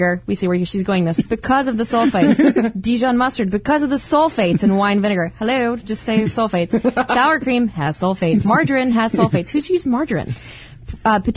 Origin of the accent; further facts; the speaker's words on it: Winston-Salem, North Carolina, United States; I'm from Winston-Salem